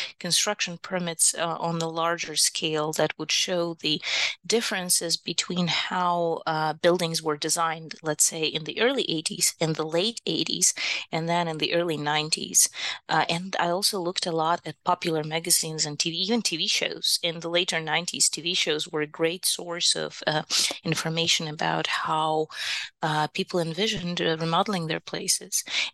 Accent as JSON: {"language": "English", "region": "Kyiv", "country": "Ukraine", "second_language": "English", "lives_now": "United States"}